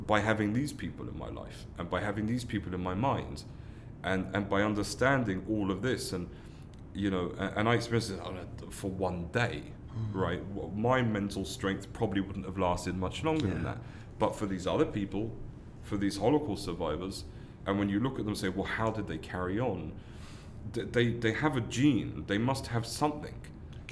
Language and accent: English; London, United Kingdom; moved away as an adult; now in Israel; I was born and raised in London, as you can tell from my accent